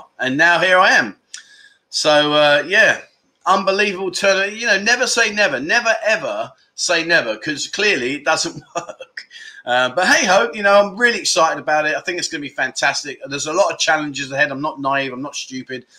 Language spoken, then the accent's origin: English; England, United Kingdom; now in Pattaya, Thailand; as an Englishman, I relate to having the local inn.